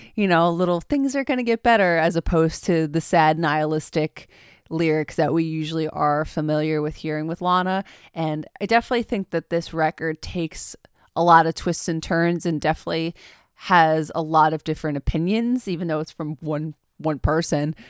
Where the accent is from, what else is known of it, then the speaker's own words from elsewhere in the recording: Long Island, New York, United States; We're from Long Island.